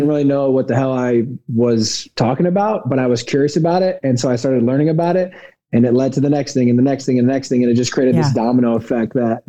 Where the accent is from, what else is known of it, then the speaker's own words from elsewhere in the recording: Indianapolis, Indiana, United States; I'm from Indianapolis, Indiana. I grew up in the land of, you know, monocrop corn and soy.